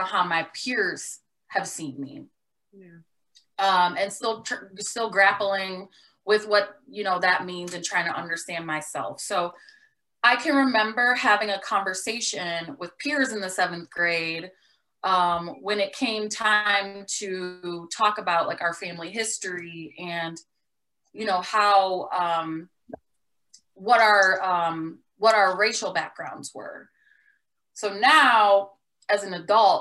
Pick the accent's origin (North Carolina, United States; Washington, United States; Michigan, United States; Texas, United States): Michigan, United States; Detroit; I grew up in Detroit and went to Detroit Public Schools until the sixth grade.